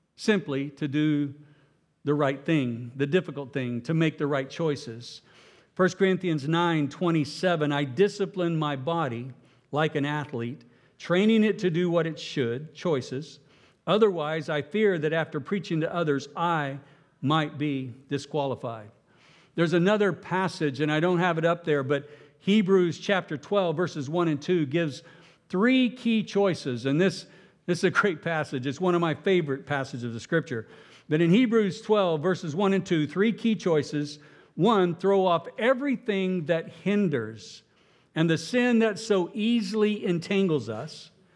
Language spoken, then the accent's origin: English; Oklahoma, United States; I'm from Oklahoma